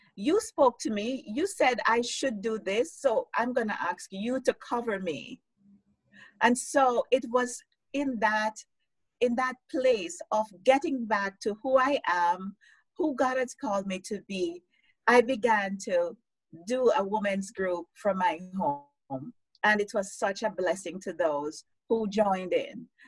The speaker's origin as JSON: {"language": "English", "country": "Jamaica", "tie": "born or raised there", "also_born_or_lived": "United States", "moved": "as an adult", "lives_now": "Canada", "said": "growing up in Jamaica to going to the US, studying, moving to Canada, and, you know, um, living in Canada for the last what, 15, almost 16 years"}